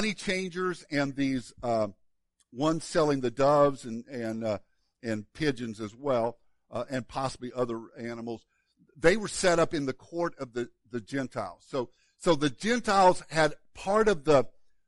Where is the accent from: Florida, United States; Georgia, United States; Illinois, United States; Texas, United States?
Illinois, United States; moved away; I was born in Illinois.